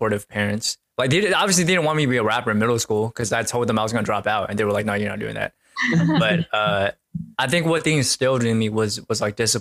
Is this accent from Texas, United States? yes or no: no; Seattle, Washington, United States; also born or lived in Maryland; the latter half of my childhood was in Seattle